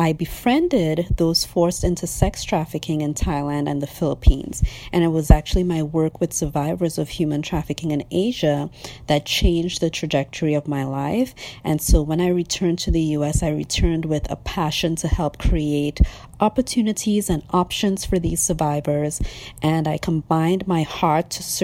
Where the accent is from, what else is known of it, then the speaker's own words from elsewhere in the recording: Trinidad & Tobago; also born or lived in North Carolina, United States; now in Atlanta, United States; I was born and raised in Trinidad and Tobago in the Caribbean, and now I live in Atlanta, Georgia.